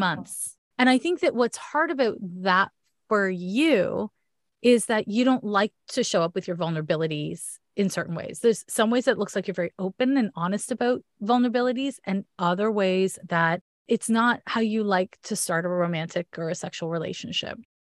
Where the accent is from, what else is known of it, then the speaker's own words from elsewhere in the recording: Canada; accent: Canadian; my Canadian accent